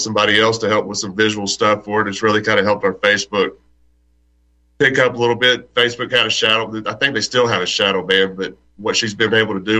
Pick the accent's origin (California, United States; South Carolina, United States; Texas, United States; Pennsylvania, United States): Texas, United States; I'm born and raised in Texas